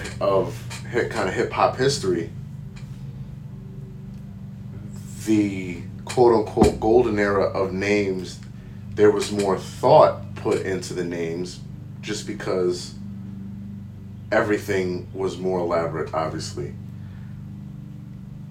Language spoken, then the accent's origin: English; California, United States; I was born and raised in California